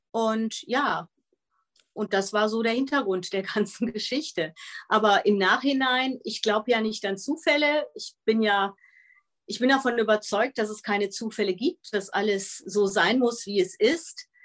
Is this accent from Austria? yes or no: no; Netherlands; Ich bin ja in den Niederlanden aufgewachsen, habe auch ein niederländisches Abitur.